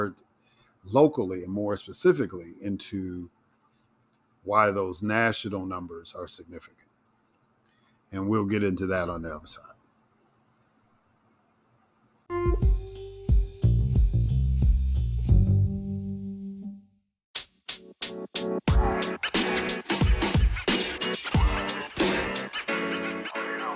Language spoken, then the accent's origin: English; Illinois, United States; my home state of Illinois